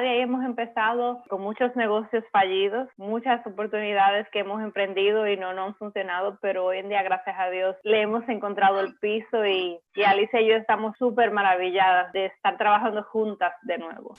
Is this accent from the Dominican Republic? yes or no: yes; Dominican Republic; moved away as an adult; now in Miami, United States; Yo también soy dominicana